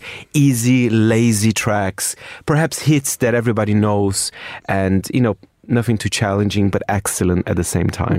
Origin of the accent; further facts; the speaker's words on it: Brazil; I'm from Brazil